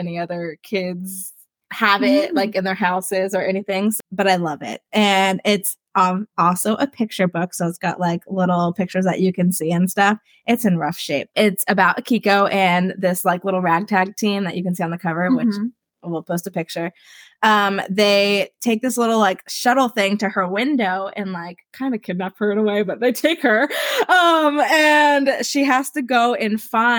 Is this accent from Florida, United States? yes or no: yes; Samsula, Florida, United States; also born or lived in Ormond Beach, Florida; In third grade, I had moved to a new school. It was when we moved from Ormond to a place called Samsula, which is in the middle of nowhere.